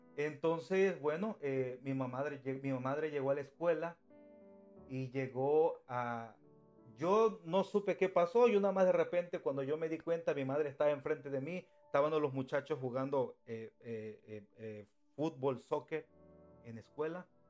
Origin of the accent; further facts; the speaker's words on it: Cosamaloapan, Veracruz, Mexico; moved away as an adult; also born or lived in Mexico City, Mexico; now in United States; soy mexicano. soy de de un estado de México que se llama Veracruz y vengo siendo de un municipio que se llama Cosamaloapan Cosamaloapan Veracruz, México. Y bueno, y nací ahí en Cosamaloapan pero me, parte de mi vida eh, la viví en, el Distrito Federal